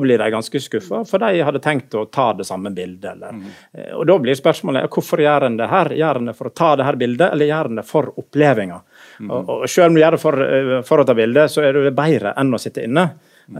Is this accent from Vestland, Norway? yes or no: yes; Naustdal, Vestland, Norway; moved away; also born or lived in Hammerfest / Bergen / Oslo; Jeg er født i Hammerfest, oppvoksen i, i Naustdal og bodde, både i Bergen her og, og i Oslo etter hvert